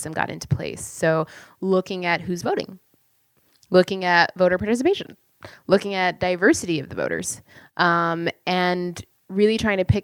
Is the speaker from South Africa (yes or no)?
no; Canada; now in United States; I'm from Canada